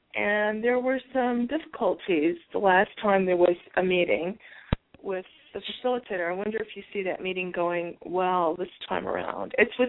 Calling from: Green Valley, Arizona, United States; I'm calling from Arizona.

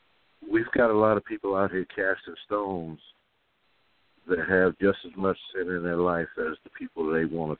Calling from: Kansas City, Missouri, United States; I'm calling from Kansas City, Missouri.

